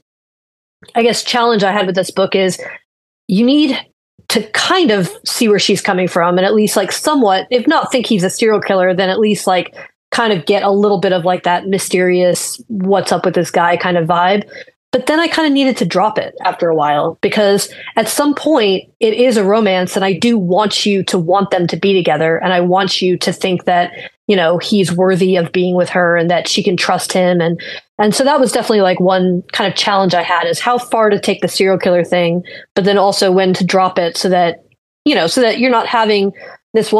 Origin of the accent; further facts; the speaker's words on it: Florida, United States; I'm from Florida. I've lived here since I was 8 years old